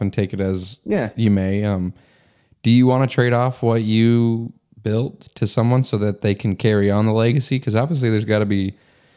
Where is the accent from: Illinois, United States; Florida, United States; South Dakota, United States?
South Dakota, United States; I'm from South Dakota